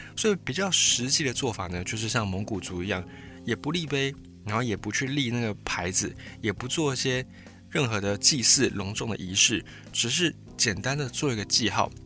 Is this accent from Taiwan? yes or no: yes; Taiwan; 在台湾的汉人，我们会觉得，哎，台湾就是我们的家乡